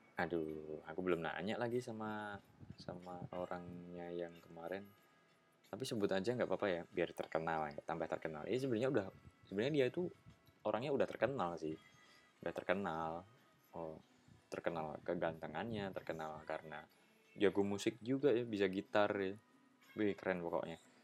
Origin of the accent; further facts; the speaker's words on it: Yogyakarta, Special Region of Yogyakarta, Indonesia; Itu kampung di kota Jogja. Jadi benar-benar kota, nggak pedesaan. Nggak yang rumahnya jauh-jauh gitu, nggak